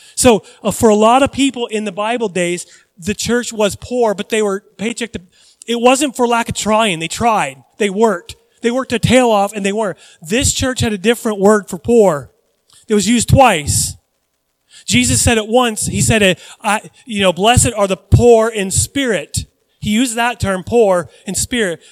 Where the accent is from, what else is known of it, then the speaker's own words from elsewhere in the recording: United States; I grew up in the United States of America